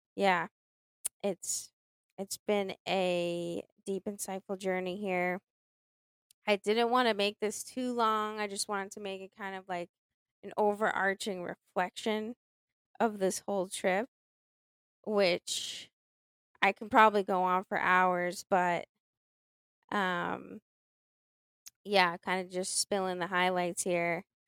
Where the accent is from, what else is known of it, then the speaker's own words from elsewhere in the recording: Boston, Massachusetts, United States; I'm from Boston